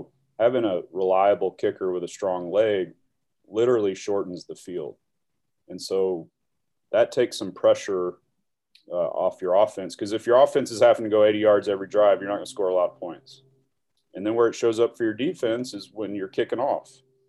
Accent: Dallas, Texas, United States; a kid growing up in Dallas

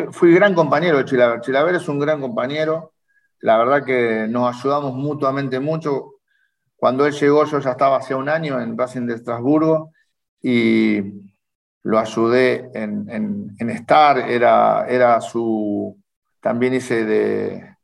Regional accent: Rosario, Santa Fe, Argentina; yo soy de Rosario, de Rosario, criado en Rosario, nacido en el barrio de Arroyito.

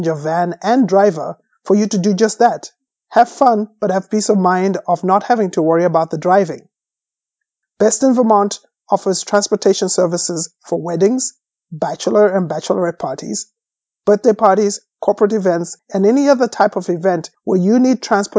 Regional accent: Zimbabwe; Growing up in Zimbabwe, I was surrounded by family that was actively involved in politics

